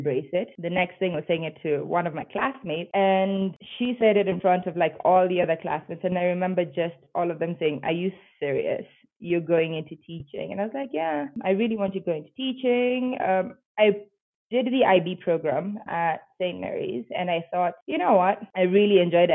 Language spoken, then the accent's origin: English; Nairobi, Kenya; moved away as an adult; now in Bogota, Colombia; I'm from Nairobi, Kenya. I don't currently live in Nairobi, Kenya. I live in Bogota in Colombia